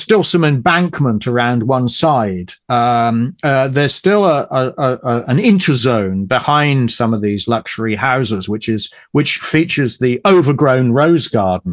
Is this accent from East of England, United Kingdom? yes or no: yes; Ipswich, East of England, United Kingdom; Ipswich, which, as I say, is my hometown, and near to Ipswich I live right now.